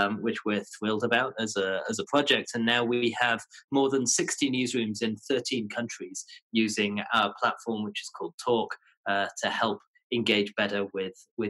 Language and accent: English; Leeds, Yorkshire and the Humber, United Kingdom; moved away as an adult; also born or lived in London; now in New York, United States; I'm from the north of England, a city called Leeds